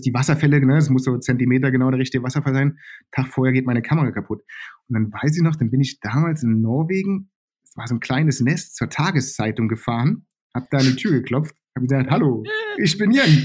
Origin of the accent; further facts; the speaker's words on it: Germany; groß geworden bin ich im Westen von Berlin